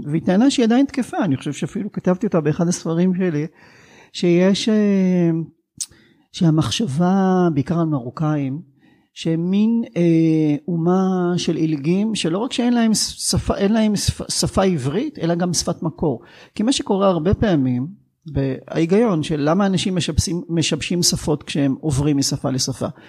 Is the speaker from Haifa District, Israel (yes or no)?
no; Sderot, Southern District, Israel; מהעיר שבה גדלתי